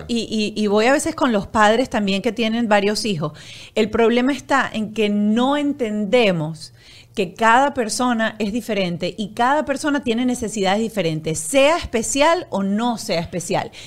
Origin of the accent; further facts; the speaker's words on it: Venezuela; los que somos venezolanos